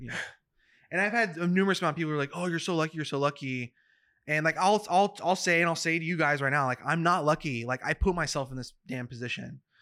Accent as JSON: {"language": "English", "town": "Madera", "region": "California", "country": "United States", "tie": "born or raised there", "said": "I'm from Madera, California, which is, um, an hour from the gates of Yosemite."}